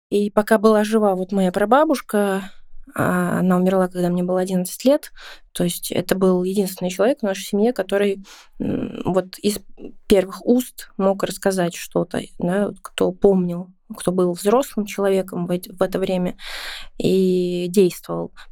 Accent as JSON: {"language": "Russian", "region": "Saint Petersburg", "country": "Russia", "tie": "born or raised there", "said": "Ну да, считается с какого, с четвертого поколения. У меня, получается, дедушка здесь родился уже. И родился здесь в 1937 году."}